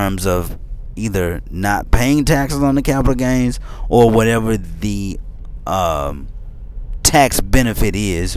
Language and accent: English; Memphis, Tennessee, United States; now in Middle Tennessee, United States; I'm from Memphis